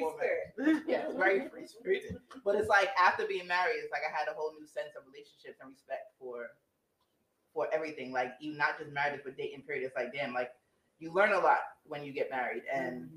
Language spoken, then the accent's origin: English; Jamaica; I'm Jamaican as well. Like, the way that we grown up and the way that our family raised us